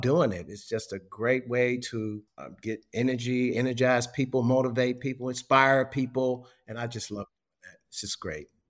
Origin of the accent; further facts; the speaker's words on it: Chicago, Illinois, United States; moved away; I'm from Chicago originally